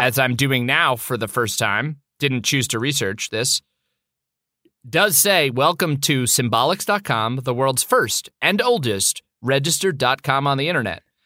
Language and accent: English; Boston, Massachusetts, United States; I was born in Brigham Women's Hospital in Boston, Massachusetts